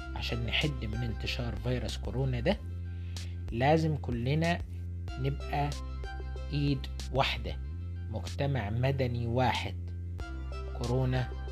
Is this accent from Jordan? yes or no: no; Luxor, Luxor Governorate, Egypt; احنا عندنا في الأقصر